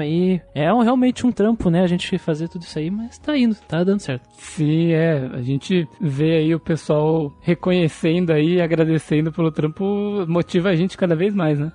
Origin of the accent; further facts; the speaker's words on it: Brazil; pra gente que é daqui do Brasil